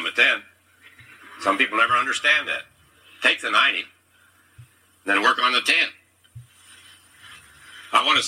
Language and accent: English; Kansas, United States; I ran for the Kansas legislature